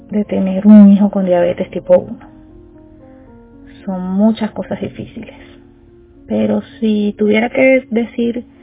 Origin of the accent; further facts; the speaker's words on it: Venezuela; Soy venezolana y madre de un niño con diabetes tipo 1.